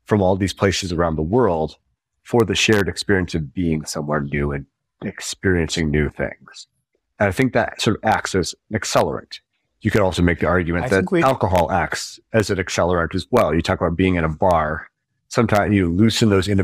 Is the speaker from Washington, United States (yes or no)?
yes; Spokane, Washington, United States; moved away as an adult; very happy as a teen and growing up in Spokane, Washington